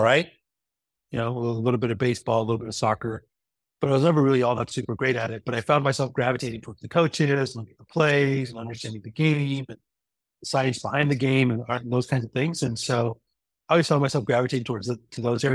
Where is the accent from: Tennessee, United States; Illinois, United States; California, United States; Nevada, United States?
California, United States; Los Angeles; I was born and raised in Los Angeles